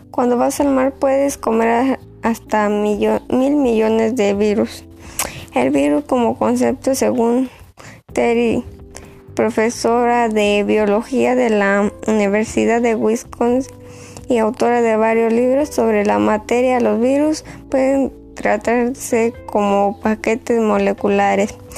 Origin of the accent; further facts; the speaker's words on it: Boquillas, Mexico; Soy de Boquillas